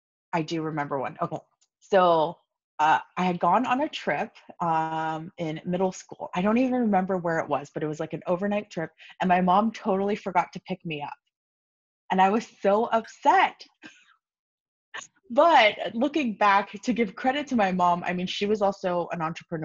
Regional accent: Los Angeles, California, United States; I grew up in Los Angeles, so I'm an LA native.

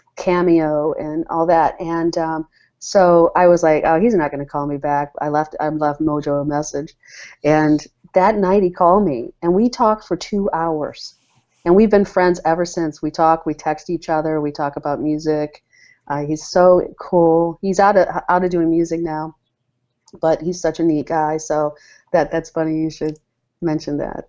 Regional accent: Ann Arbor, Michigan, United States; also born or lived in London, England / New York City / Detroit, Michigan; I grew up in the Michigan area, Ann Arbor, Michigan

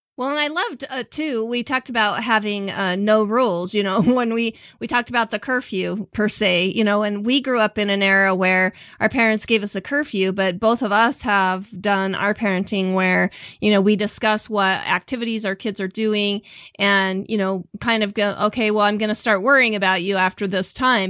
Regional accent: Southeast Idaho, United States; born and raised here in Southeast Idaho

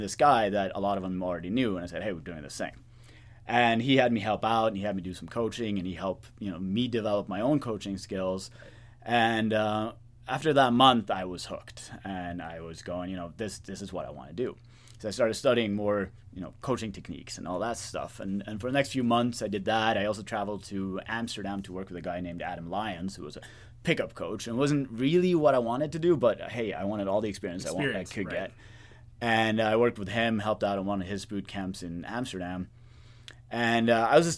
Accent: Norway; moved away as an adult; now in United States; I'm originally from Norway, which is where I've done my work for the last decade or so.

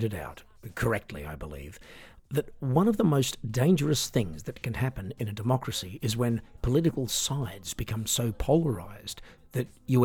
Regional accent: Australia; I'm an Australian singer, songwriter, piano entertainer

